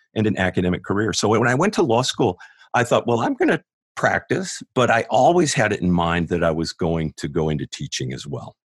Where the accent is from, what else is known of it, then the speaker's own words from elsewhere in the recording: San Diego, California, United States; moved away as an adult; also born or lived in Greenville, South Carolina / Los Angeles; now in Atlanta, United States; I grew up in San Diego